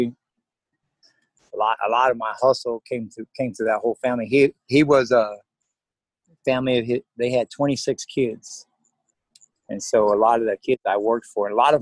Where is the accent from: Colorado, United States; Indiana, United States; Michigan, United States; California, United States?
California, United States; Madera; moved away as an adult; now in Lincoln, United States; I was born and raised in Madera, California